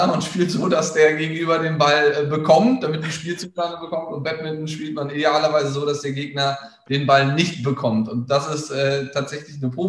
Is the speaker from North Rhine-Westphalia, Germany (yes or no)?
yes; Bonn, North Rhine-Westphalia, Germany; Also ich komme aus Bonn, das darf gerne jeder wissen, ähm, habe da auch meine Jugend und Kindheit verbracht